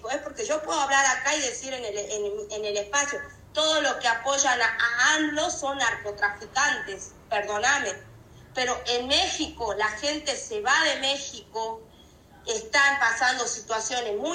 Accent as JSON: {"language": "Spanish", "country": "Argentina", "said": "a mí como argentina o a los argentinos"}